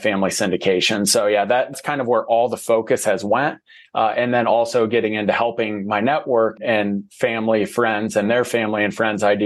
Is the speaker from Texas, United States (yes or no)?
no; Ohio, United States; moved away as an adult; now in Arizona, United States; I'm from Ohio